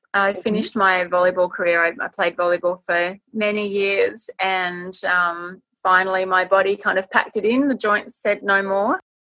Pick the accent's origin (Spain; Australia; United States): Australia; Gold Coast, Queensland; also born or lived in Borneo / Solomon Islands / New Guinea / Fiji; I grew up a lot in the South Pacific Islands. My dad was in forestry. And so we sort of grew up from when I was about 5 years old in Borneo, Solomon Islands, New Guinea, Fiji. And when I was about 10, I ended up coming back here to the Gold Coast